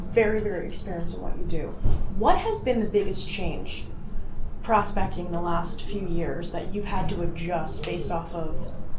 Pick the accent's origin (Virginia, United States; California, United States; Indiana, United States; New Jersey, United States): New Jersey, United States; I'm from North Jersey.